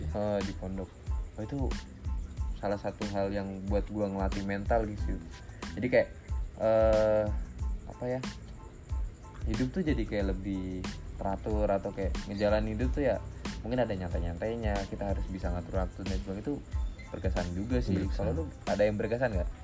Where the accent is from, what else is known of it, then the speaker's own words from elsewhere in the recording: Bekasi, West Java, Indonesia; also born or lived in Cirebon; Gua tuh orang Bekasi sebenarnya.